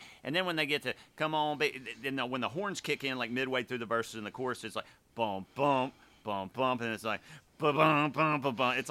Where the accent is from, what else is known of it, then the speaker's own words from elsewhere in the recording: Mississippi, United States; growing up in Mississippi and New Orleans kind of being the closest city to where I grew up